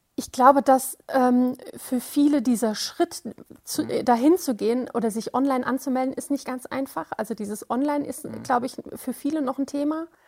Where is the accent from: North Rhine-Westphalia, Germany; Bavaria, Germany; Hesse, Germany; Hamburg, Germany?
Hesse, Germany; Wiesbaden; ich komme aus Wiesbaden